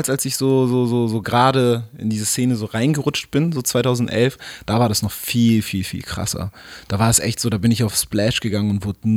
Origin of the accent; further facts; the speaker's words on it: East Germany, Germany; Ey, also ich, ich komme ja noch ganz anders her. Ich bin